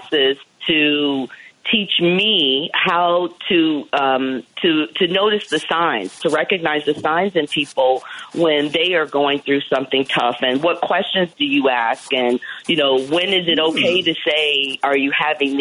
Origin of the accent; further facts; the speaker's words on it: Columbus, Ohio, United States; I grew up in Ohio